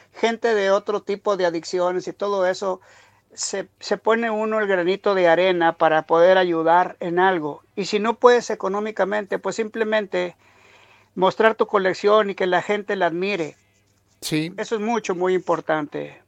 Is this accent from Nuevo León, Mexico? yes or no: yes; Monterrey, Nuevo León, Mexico; now in United States; yo soy originario de Monterrey, México